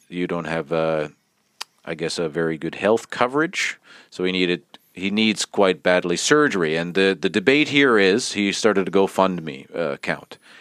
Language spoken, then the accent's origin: English; Canada; now in Finland; We're both from Canada and we live in Finland